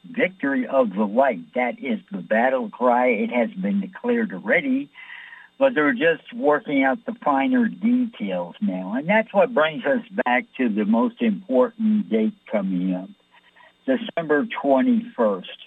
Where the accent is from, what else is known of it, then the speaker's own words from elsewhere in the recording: New York City, New York, United States; I'm from New York.